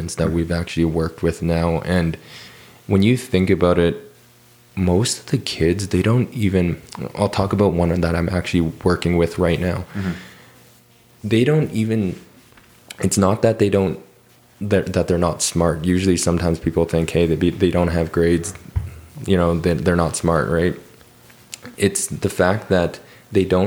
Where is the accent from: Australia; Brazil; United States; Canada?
Canada; Calgary, Alberta; born and raised in Calgary